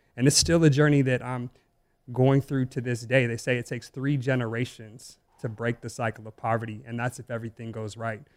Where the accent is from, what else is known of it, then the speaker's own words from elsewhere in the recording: Las Vegas, Nevada, United States; growing up in Las Vegas